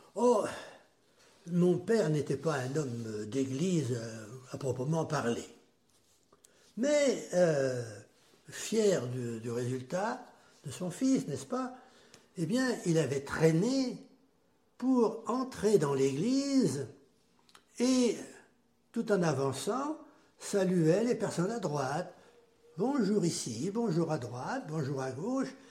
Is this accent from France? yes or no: yes; Erbray, Pays de la Loire, France; also born or lived in Châteaubriant; je suis né en 1939 à Herbray